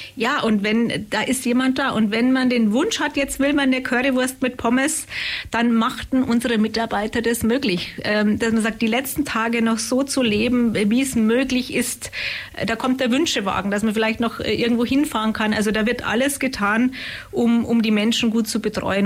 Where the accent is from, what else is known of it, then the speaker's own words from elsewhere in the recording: Munich, Bavaria, Germany; accent: Bavarian; moved away as an adult; now in Upper Swabia, Germany; ich rede nicht Schwäbisch, sondern Bayerisch. Und ich komme ursprünglich aus München in der Nähe vom Starnberger See.